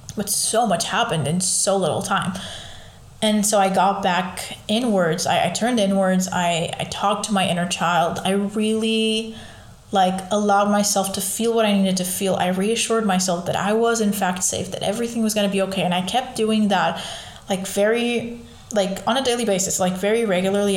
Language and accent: English; Lisbon, Portugal; I was born in Lisbon. I've lived there all my life